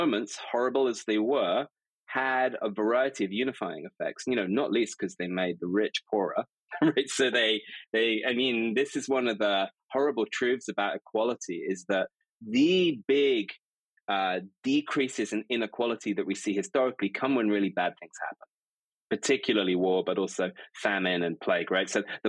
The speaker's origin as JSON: {"language": "English", "town": "Stanford", "region": "California", "country": "United States", "tie": "born there", "said": "Yeah, I mean, I lived in the States between 2000 and 2013. I was born in Stanford University Hospital."}